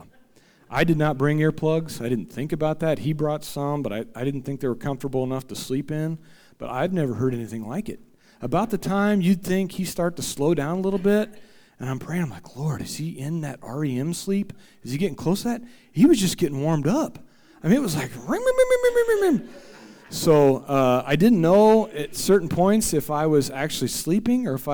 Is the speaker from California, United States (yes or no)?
no; Central Illinois, United States; moved away as an adult; also born or lived in Farmington; I am actually originally from Central Illinois, so my wife and I just 2 years ago moved to the Parkland